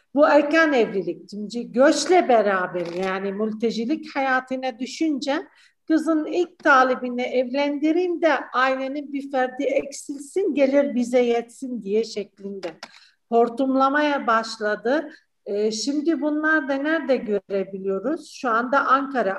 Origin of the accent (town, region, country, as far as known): Syria; Turkish is a second language; moved away as an adult; now in Turkey